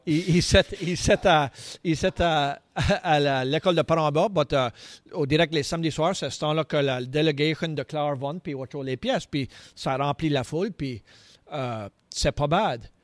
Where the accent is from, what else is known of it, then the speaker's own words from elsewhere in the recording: Clare, Nova Scotia, Canada; J'ai grandi euh, dans, dans Lens. Euh, Cove à l'école de SDC, euh, l'école de Metegan